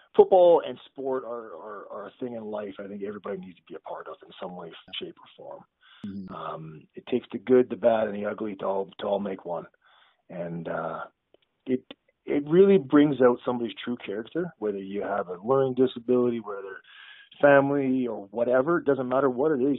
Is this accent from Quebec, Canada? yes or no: no; Ottawa, Ontario, Canada; I grew up in Ottawa, which is a government town, right?